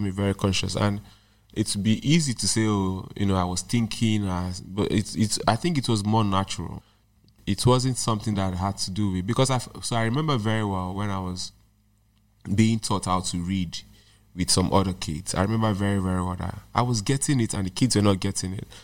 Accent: Nigeria; I'm not just speaking as a Nigerian

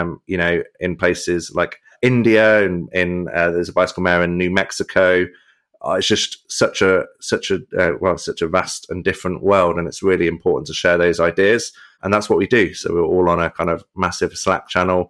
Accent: Coventry, West Midlands, United Kingdom; I'm from Coventry. I was born and bred in the city

